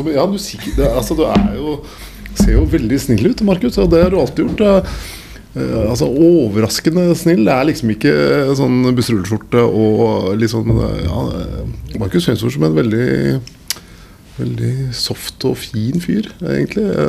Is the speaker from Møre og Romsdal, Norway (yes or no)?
no; Oslo, Norway; accent: East Oslo sociolect; Jeg er Oslo øst